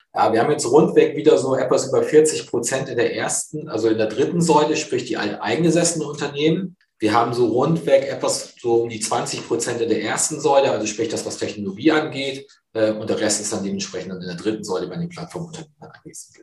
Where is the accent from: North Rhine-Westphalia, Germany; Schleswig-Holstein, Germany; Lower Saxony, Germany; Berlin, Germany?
Lower Saxony, Germany; near Cuxhaven; moved away as an adult; now in Hamburg, Germany; gebürtig komme ich aus der Nähe von Cuxhaven